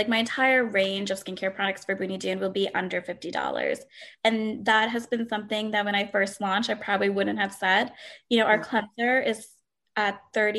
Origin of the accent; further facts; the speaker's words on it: Delaware, United States; I grew up in Delaware